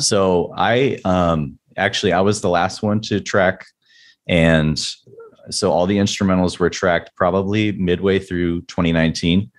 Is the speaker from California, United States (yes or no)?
yes; San Diego, California, United States; was born and raised in San Diego